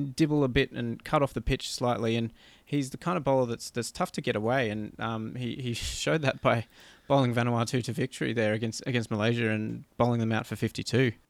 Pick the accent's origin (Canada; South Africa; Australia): Canada; as a Canadian